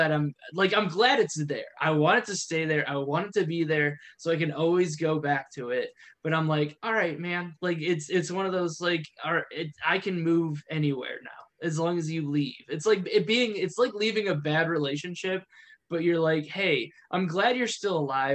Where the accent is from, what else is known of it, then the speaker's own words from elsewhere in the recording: Ohio, United States; moved away; we're from Ohio.